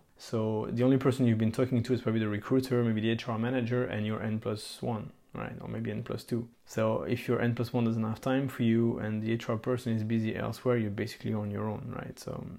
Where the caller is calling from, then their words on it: Belgium; I mean, I'm talking here from Belgium here, so it's common that you need to ask for a specific layout.